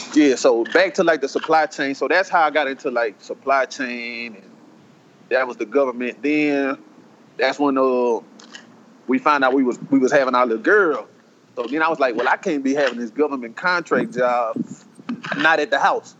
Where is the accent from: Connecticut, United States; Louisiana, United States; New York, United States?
Louisiana, United States; Waterproof; I'm from I'm from Waterproof